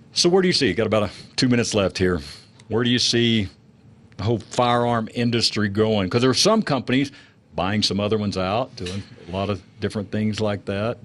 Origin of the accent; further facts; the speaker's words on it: Texas, United States; I grew up in Texas